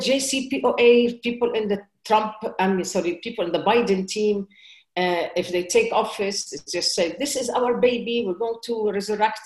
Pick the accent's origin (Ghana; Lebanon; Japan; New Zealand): Lebanon; moved away; also born or lived in United States; I'm an American and I'm a Lebanese